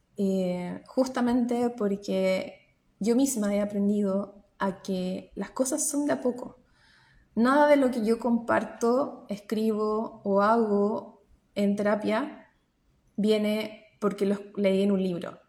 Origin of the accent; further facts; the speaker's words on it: Chile; moved away as an adult; now in New Zealand; soy chilena y trabajo como psicóloga a través de Internet, psicóloga online eh, desde Nueva Zelanda